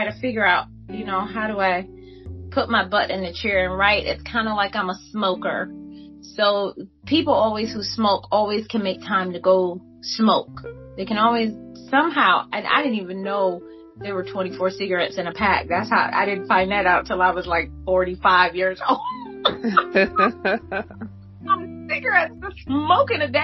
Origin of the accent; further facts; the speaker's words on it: Detroit, Michigan, United States; growing up in Detroit